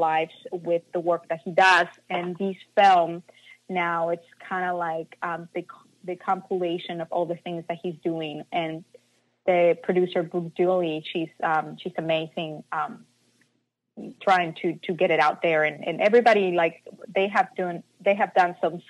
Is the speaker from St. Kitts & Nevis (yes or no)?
no; Mazatlán, Sinaloa, Mexico; moved away; I'm from Mazatlan, and at that time there was not much guidance